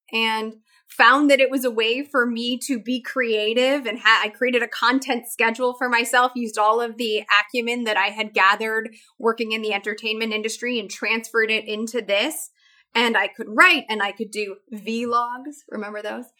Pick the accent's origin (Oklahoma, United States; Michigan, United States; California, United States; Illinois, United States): Illinois, United States; Chicago; I grew up in Chicago